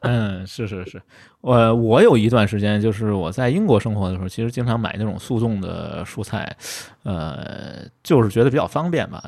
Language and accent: Chinese; Beijing, China; 就是我们北京人说的柿子椒